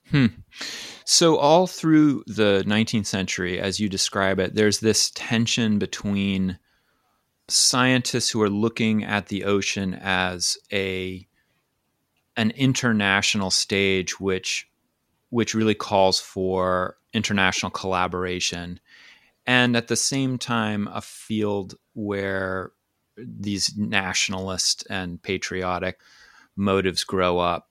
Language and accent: English; Maine, United States; I grew up on the coast of Maine